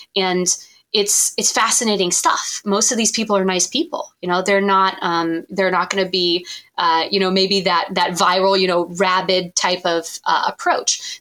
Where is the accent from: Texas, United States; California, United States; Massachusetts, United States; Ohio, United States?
Ohio, United States; Columbus; Columbus, Ohio, which is my hometown and my place of residence now.